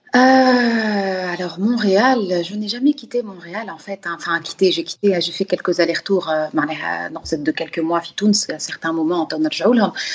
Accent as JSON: {"language": "French", "country": "Gabon", "tie": "born or raised there", "moved": "yes", "said": "moi, j'ai grandi au Gabon"}